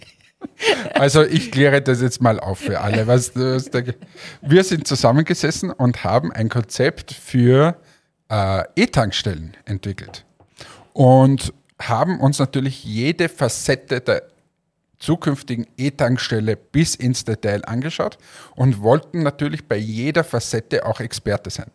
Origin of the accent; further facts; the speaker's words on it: Austria; wir fühlen uns ja immer als der kleine Bruder von Deutschland, wir sind ja immer die Kleinen